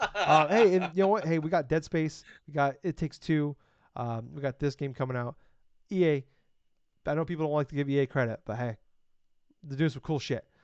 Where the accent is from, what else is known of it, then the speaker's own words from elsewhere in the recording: Iowa, United States; I'm from Iowa